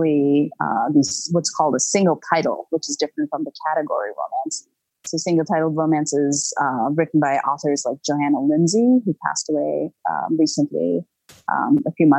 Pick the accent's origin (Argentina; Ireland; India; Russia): India; growing up in India